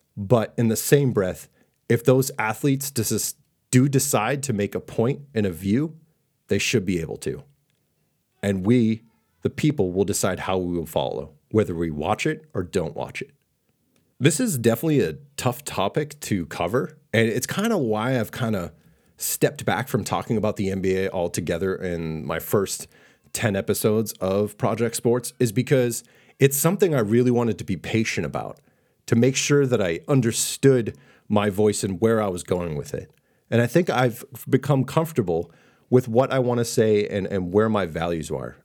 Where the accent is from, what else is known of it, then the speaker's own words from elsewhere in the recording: Boston, Massachusetts, United States; I was raised in Boston